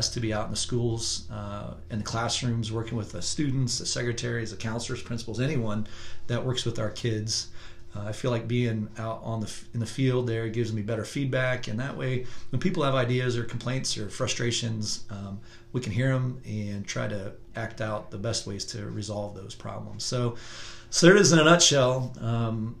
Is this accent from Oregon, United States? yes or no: no; Marion, Indiana, United States; I was raised in Marion, Indiana